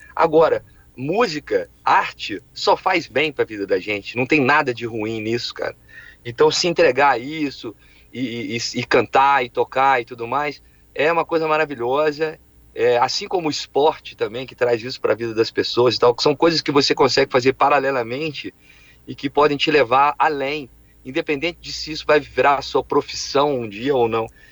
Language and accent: Portuguese; Alfenas, Minas Gerais, Brazil; eu sou, eu sou, do interior, uma cidade do interior, de Minas Gerais, que chama Alfenas